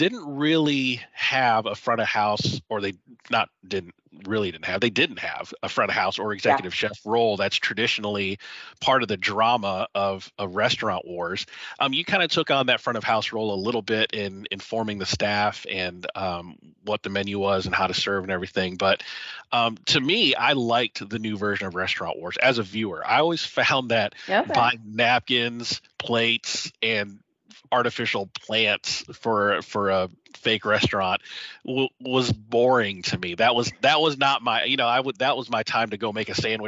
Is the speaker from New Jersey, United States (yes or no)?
no; Georgia, United States; moved away; also born or lived in Alabama / Tennessee; I was raised in Georgia. I lived in Alabama and Tennessee for a good chunk of my life.